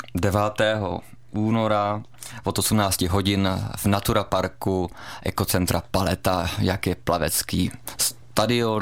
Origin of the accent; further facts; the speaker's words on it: Brno, South Moravian Region, Czechia; also born or lived in Chrudim; now in Pardubice, Czechia; z Brna, kde jsem vyrůstal jako dítě